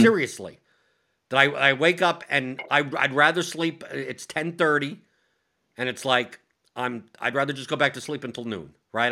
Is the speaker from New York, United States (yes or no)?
yes; New York, United States; I'm from New York